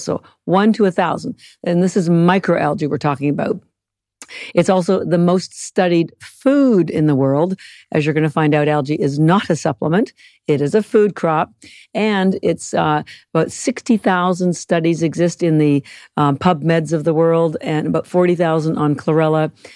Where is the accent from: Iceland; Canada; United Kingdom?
Canada; moved away; I'm Canadian